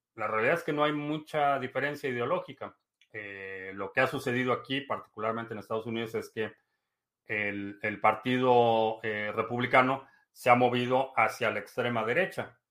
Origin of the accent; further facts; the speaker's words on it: Peru; En mi país, Perú